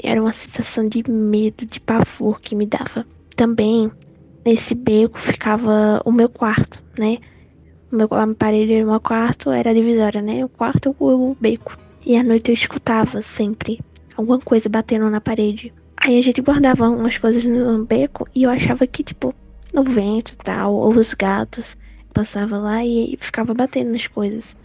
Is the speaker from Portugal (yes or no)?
no; São Bento do Una, Pernambuco, Brazil; eu sou de São Bento do Una, Pernambuco